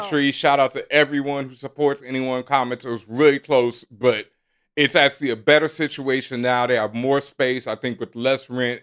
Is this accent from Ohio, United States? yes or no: no; Texas, United States; I grew up in Texas, and growing up in Texas, in elementary school, we learned square dancing